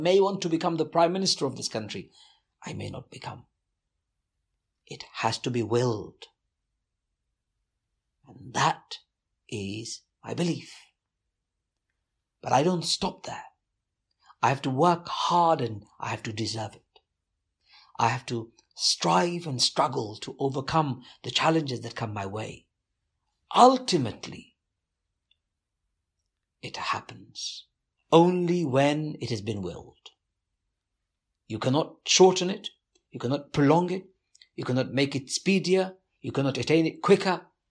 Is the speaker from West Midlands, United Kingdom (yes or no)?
no; London, United Kingdom; So I was born over there, but very soon I came back to the UK. So I was in the UK. Growing up in the East End of London was not just terrifying, but brutalizing.